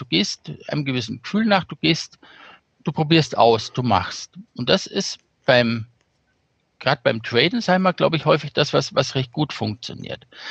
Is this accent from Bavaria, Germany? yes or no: yes; Bad Königshofen, Bavaria, Germany; Kurzentrum in Bad Königshofen war die mit drin, wo ich aufgewachsen bin